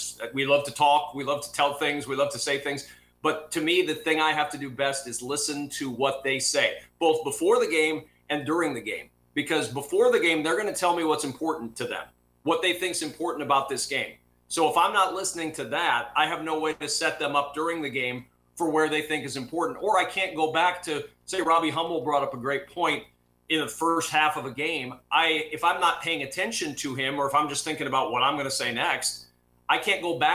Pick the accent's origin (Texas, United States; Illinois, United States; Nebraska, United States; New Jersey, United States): Nebraska, United States; I'm a kid from Nebraska